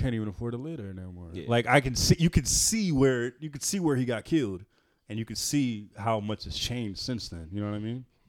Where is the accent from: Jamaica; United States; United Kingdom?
United States; Oakland, California; I'm from Lake Merritt, part of Oakland. And I don't think I really appreciated being from that part of Oakland.